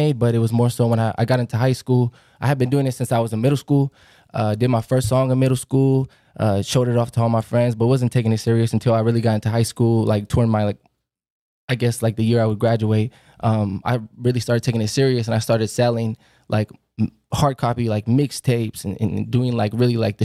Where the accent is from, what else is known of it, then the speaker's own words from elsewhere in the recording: Oceanside, California, United States; Born and raised in Oceanside, California